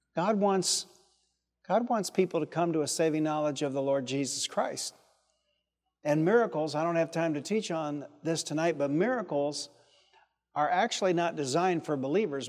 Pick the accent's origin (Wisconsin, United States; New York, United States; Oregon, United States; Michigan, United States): Michigan, United States; Detroit; I was from Detroit